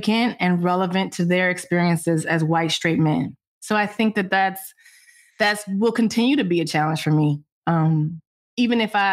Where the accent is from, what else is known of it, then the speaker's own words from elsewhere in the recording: Detroit, Michigan, United States; moved away; how I grew up in Detroit.